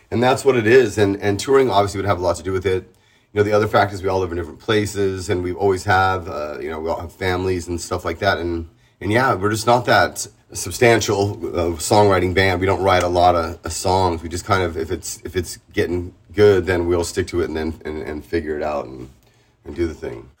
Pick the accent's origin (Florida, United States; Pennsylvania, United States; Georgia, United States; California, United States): California, United States; San Diego; moved away as an adult; now in Tijuana, Mexico; I'm born and raised in San Diego